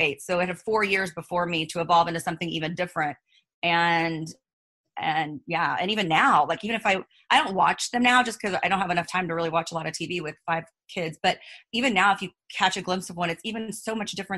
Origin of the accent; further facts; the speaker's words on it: Missouri, United States; moved away as an adult; also born or lived in San Diego, California; now in Orange County, United States; I'm from Missouri, but I've lived in OC I've lived in Orange County like 16 years, but I lived in San Diego, like the La Jolla area, before I moved to OC.